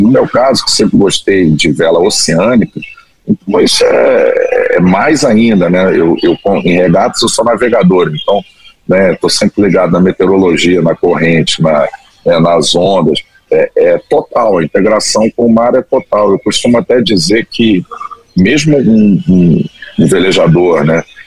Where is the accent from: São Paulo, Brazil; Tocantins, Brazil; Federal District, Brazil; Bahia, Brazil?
Federal District, Brazil; Brasília; moved away as an adult; also born or lived in Cabo Frio / Rio de Janeiro; eu ser nascido e criado em Brasília, minha família é do Rio